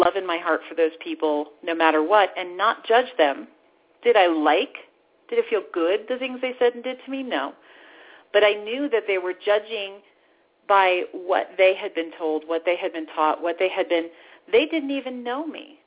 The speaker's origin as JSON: {"language": "English", "region": "the Bible Belt", "country": "United States", "tie": "born or raised there", "said": "I grew up in the Bible Belt"}